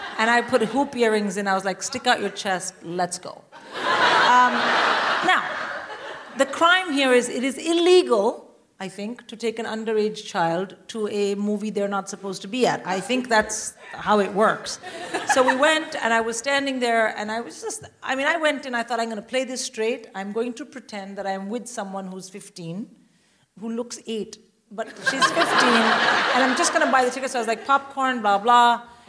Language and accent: English; India; I'm Indian. I would rather die.